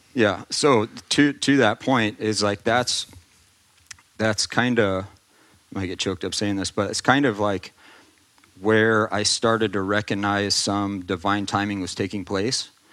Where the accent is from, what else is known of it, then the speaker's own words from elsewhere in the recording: Austin, Texas, United States; moved away as an adult; also born or lived in California; I grew up in Austin